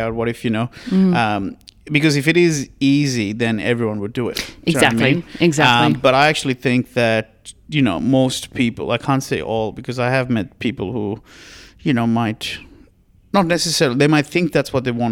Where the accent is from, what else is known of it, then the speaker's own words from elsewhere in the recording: Sri Lanka; moved away as an adult; now in Australia; I'm originally from Sri Lanka and I moved to Australia when I was 19.